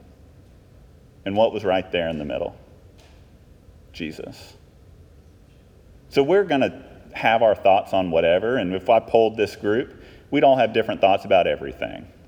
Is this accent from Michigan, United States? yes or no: no; Texas, United States; I'm from Texas